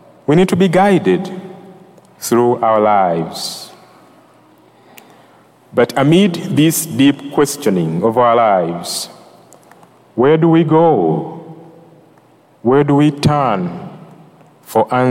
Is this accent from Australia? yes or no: no; Uganda; also born or lived in New Jersey; now in Greensboro, United States; I'm from Uganda